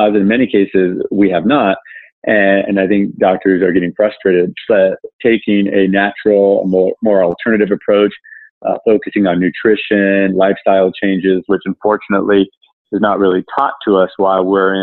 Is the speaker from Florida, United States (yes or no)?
no; Southern California, United States; also born or lived in Ohio; I grew up in Southern California